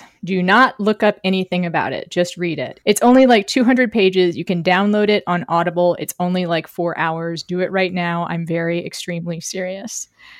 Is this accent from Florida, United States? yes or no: no; Texas, United States; moved away; On behalf of my home state, I am sorry.